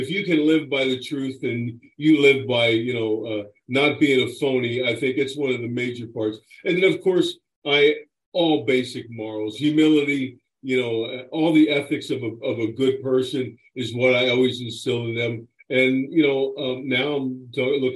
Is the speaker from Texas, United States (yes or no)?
no; Chester, Pennsylvania, United States; I'm born and raised in Pennsylvania, in Chester, Pennsylvania